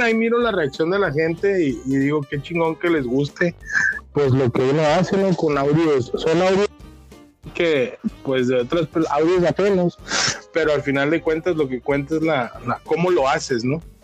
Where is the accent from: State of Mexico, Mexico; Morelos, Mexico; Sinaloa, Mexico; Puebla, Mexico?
Sinaloa, Mexico; Culiacán; accent: Sinaloan; now in Tijuana, Mexico; yo soy nacido en Culiacán, soy culichi de nacimiento, pero me etiqueto como tijuanense de corazón